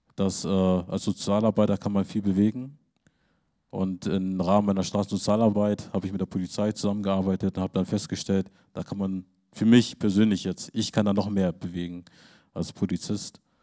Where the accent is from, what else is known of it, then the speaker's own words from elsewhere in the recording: Hamburg, Germany; now in Lüneburg, Germany; Ich bin idyllisch groß in einer harmonievollen, idyllischen Umgebung groß geworden in Lüneburg und in Hamburg-Harburg war das so das reinste Ghetto-Leben